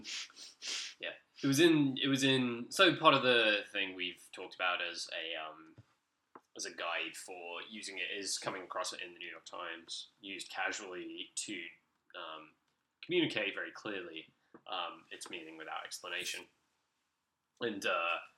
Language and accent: English; United Kingdom; we get in the UK